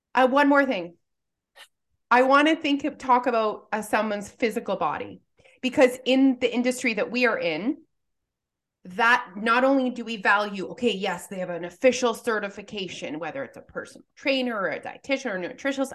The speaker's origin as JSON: {"language": "English", "country": "Canada", "said": "we're Canadian"}